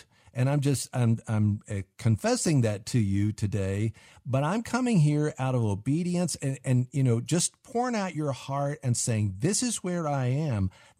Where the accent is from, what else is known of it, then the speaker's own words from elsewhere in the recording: Southeast, United States; I'm from the Southeast